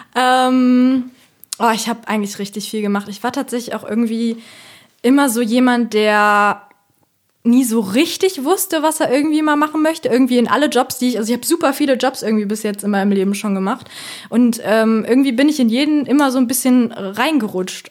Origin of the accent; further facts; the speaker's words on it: Bonn, North Rhine-Westphalia, Germany; ich komme ja aus Bonn